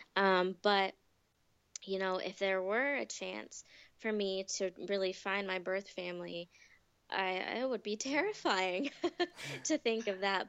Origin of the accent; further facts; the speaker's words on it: United States; also born or lived in Ahmednagar, India; I was surrounded by um, American people and white people, and um, mm-hmm. I felt American.